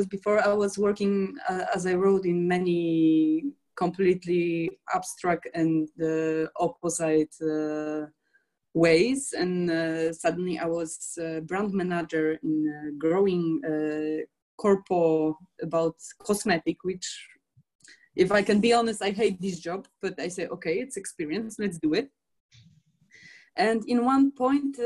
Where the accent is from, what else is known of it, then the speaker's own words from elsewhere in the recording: Poland; now in Paris, France; I'm from Poland and now exactly I'm sitting in Paris